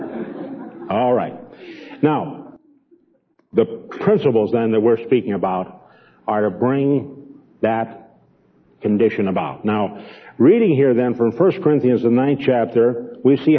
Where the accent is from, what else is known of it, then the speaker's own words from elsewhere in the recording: Chicago, Illinois, United States; moved away; Even though I came from Chicago, it would be very difficult for me to go back to the place where I was born on the west side in a real slum area.